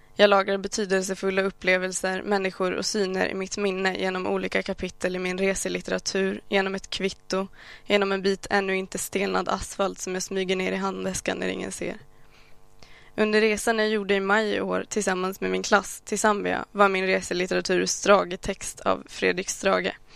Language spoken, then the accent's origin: Swedish; Sweden; jag faktiskt är född här? Att jag aldrig levt i något annat?